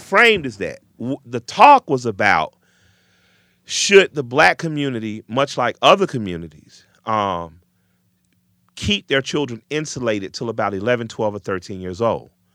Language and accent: English; Atlanta, Georgia, United States; I'm from the South where things are pretty segregated, even if by way of self-segregation, I grew up in an all-black community